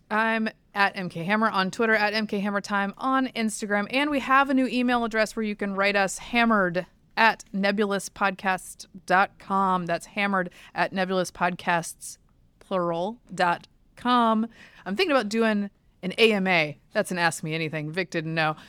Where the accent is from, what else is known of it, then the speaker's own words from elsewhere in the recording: Durham, North Carolina, United States; I grew up in Durham, so we were townies